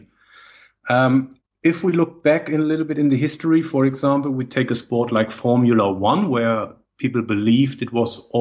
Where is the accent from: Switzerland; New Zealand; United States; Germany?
Germany; English is a second language; moved away as an adult; also born or lived in Berlin / Madrid / Cologne; now in Netherlands; I think from my accent, it's very difficult to not know where I'm coming from. I'm originally from Germany.